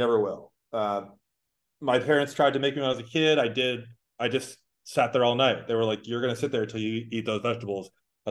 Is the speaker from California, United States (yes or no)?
no; Boston, Massachusetts, United States; born or raised there